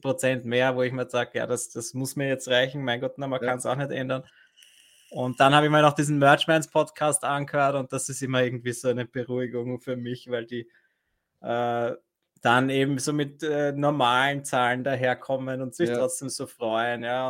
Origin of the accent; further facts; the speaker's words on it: Vienna, Austria; bei uns in Wien